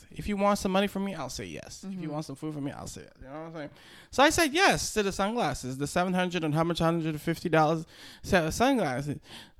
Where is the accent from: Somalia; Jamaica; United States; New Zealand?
United States; I'm American.